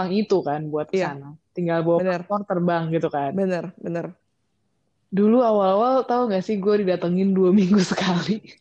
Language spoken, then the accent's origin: Indonesian; Bandung, West Java, Indonesia; now in Malaysia; betulnya kan gue asal Bandung ya.